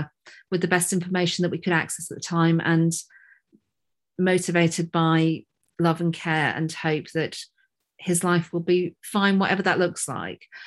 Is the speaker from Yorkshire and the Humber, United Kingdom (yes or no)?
yes; Yorkshire and the Humber, United Kingdom; moved away; I'm not in Yorkshire now, but I am from Yorkshire.